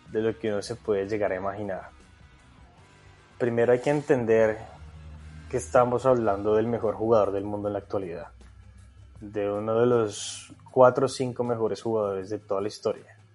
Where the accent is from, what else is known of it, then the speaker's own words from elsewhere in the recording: Colombia; moved away as an adult; now in Australia; Bueno, yo, yo salí de Colombia con la idea de, de seguir haciendo periodismo deportivo aquí en Australia, ¿no?